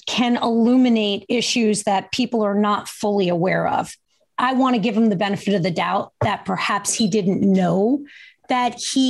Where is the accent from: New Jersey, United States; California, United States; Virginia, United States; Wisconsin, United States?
New Jersey, United States; He is from my home state